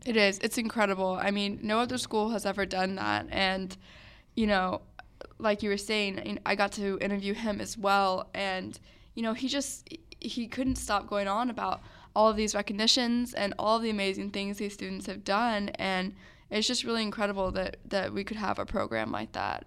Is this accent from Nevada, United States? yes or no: no; Dripping Springs, Texas, United States; I'm from Dripping Springs